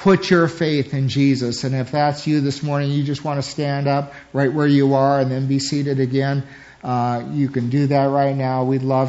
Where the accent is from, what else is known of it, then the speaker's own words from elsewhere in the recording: United States; As American Christians